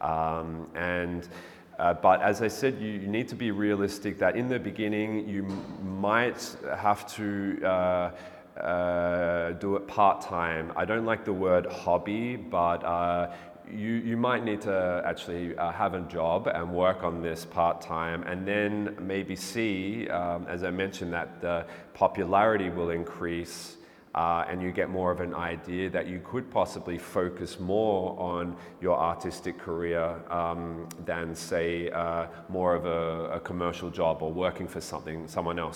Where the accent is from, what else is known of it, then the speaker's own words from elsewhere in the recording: Melbourne, Victoria, Australia; also born or lived in England; now in Berlin, Germany; I was born in England, but I grew up in Melbourne, Australia. Uh, I'm currently living in Berlin.